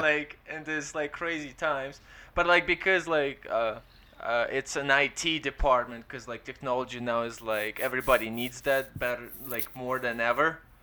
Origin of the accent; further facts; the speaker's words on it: Ukraine; English is a second language; now in London, Canada; we're Ukrainian